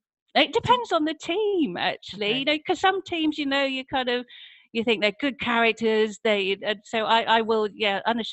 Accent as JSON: {"language": "English", "region": "Wales", "country": "United Kingdom", "tie": "born or raised there", "said": "My accent's been through a few changes, I think. Well, I mean, my parents are English, and they moved there when I was four, but I don't really remember anything before that. But now I think I had a bit of a rural accent when I was growing up"}